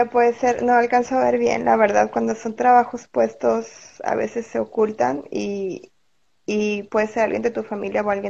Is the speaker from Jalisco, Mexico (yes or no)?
no; Monterrey, Nuevo León, Mexico; de aquí de Monterrey también.